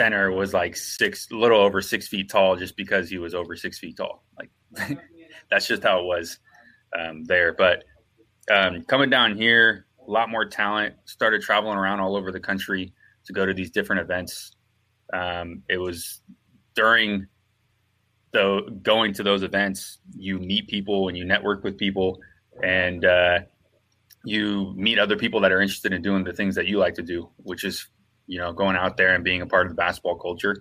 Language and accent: English; Santa Rosa, California, United States; now in Southern California, United States; I'm originally from Santa Rosa, California, which is about 40 minutes north of San Francisco, up in Northern California